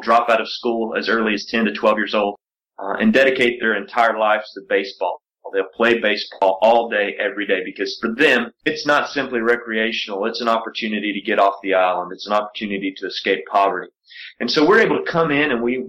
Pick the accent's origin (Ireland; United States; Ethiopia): United States; Appalachian Mountains; I grew up in the Appalachian Mountains in an all-white county